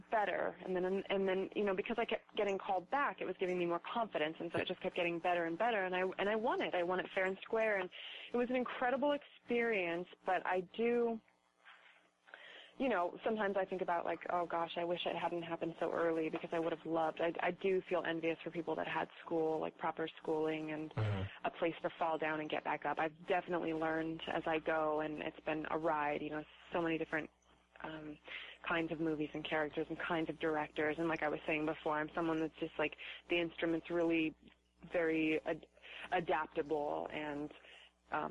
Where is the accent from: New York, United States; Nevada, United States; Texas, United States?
Nevada, United States; Reno; I grew up in Reno